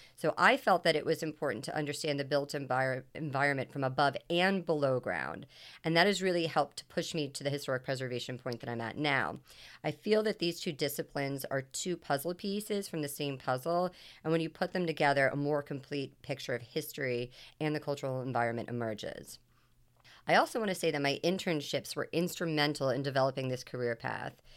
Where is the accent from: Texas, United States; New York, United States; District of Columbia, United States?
District of Columbia, United States; Washington; moved away as an adult; also born or lived in Long Island; I'm originally from Washington, D C